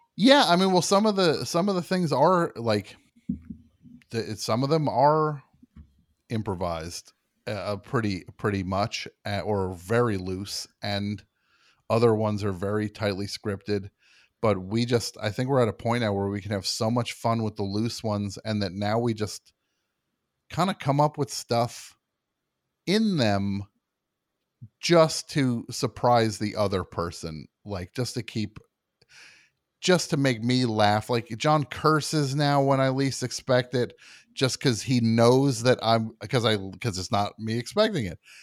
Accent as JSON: {"language": "English", "region": "New Jersey", "country": "United States", "tie": "born or raised there", "said": "growing up in New Jersey"}